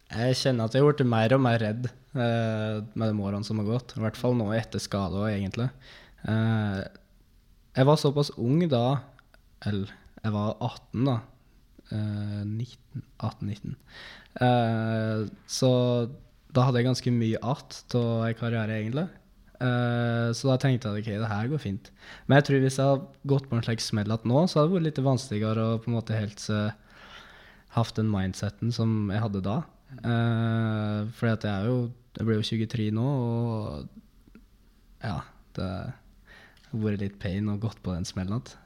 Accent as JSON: {"language": "Norwegian", "town": "Dombås", "region": "Innlandet", "country": "Norway", "said": "Jeg er fra Dombås."}